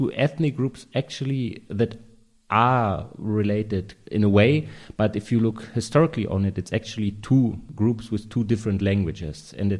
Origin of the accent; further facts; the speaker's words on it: Cottbus, Brandenburg, Germany; English is a second language; the sovereign radio in my hometown, Cottbus.